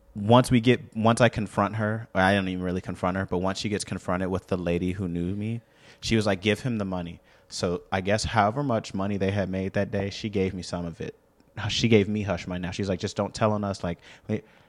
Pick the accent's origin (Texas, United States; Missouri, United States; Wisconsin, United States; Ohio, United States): Missouri, United States; St. Louis; I'm from Saint Louis